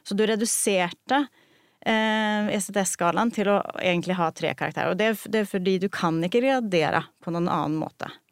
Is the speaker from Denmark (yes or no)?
no; Sweden; moved away as an adult; now in Norway; jeg er opprinnelig fra Sverige, eh, så jeg har studert i Sverige